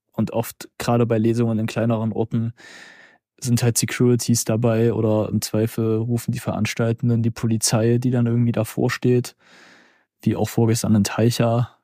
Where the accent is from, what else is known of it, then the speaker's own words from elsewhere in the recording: Zwickau, Saxony, Germany; moved away as an adult; now in Halle, Germany; in meiner Heimatstadt Zwickau